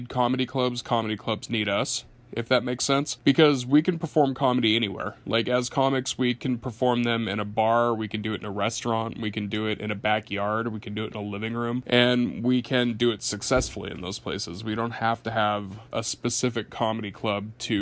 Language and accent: English; Yakima, Washington, United States; moved away as an adult; also born or lived in Portland, Oregon / Seattle, Washington; now in New York, United States; Washington State, my hometown, Yakima, Washington. So it's a little town over in Eastern Washington